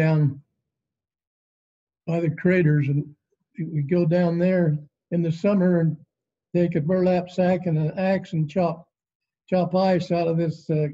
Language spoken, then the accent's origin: English; Fillmore, Utah, United States; I was born in Fillmore. And my father, he purchased some land west of Fillmore and proved up on it